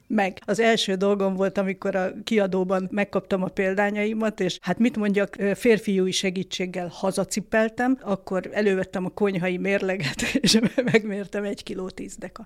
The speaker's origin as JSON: {"language": "Hungarian", "region": "Budapest", "country": "Hungary", "tie": "born or raised there", "said": "ebbe a saroklakásba születtem aztán én is, és aztán egy ilyen házon belüli család, vagy lakáscserével sikerült följutnunk a harmadik emeletre, és hát a szüleim halálukig ott laktak, és, és az én egész eddigi életem praktikusan ott telt"}